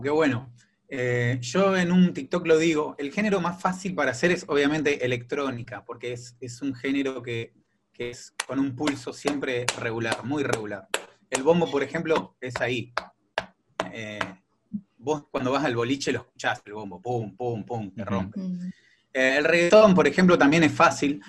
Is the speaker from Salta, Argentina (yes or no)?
no; Quilmes, Buenos Aires Province, Argentina; now in La Plata, Argentina; yo soy de Quilmes, eh, pero ahora estoy viviendo en La Plata